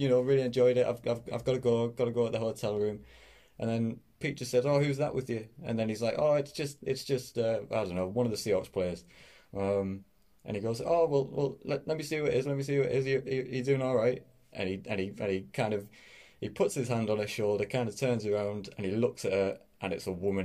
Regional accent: Middlesbrough, North East England, United Kingdom; I am from Middlesbrough, which is a little town up in the northeast of England.

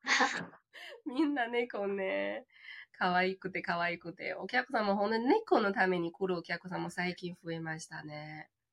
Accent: China; Japanese is a second language; moved away as an adult; also born or lived in Tokyo, Japan; now in Futtsu, Japan; 中国出身で日本留学、留学で日本に来て

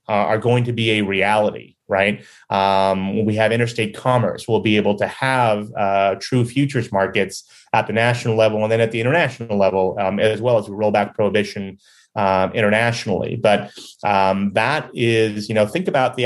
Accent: Chicago, Illinois, United States; being a Chicagoan

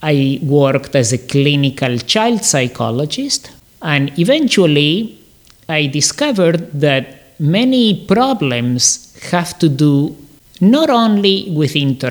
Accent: Córdoba, Argentina; also born or lived in Canada; now in Miami, United States; So I grew up in Argentina. I was born in Córdoba, Argentina

